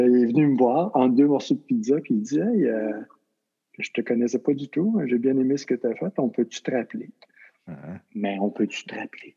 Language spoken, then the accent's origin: French; Magdalen Islands, Quebec, Canada; moved away as an adult; also born or lived in Las Vegas; je suis un, gars des îles, un gars des îles de Madeleine